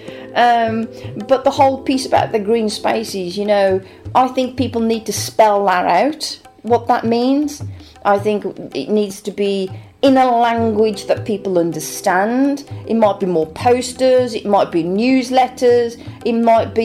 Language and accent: English; United Kingdom; I'm British born